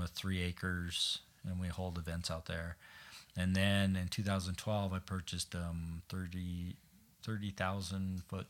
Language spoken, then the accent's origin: English; Browning, Blackfeet Reservation, Rocky Boy, Great Falls, Montana, United States; I grew up in, I was born in Browning on the Blackfeet Reservation.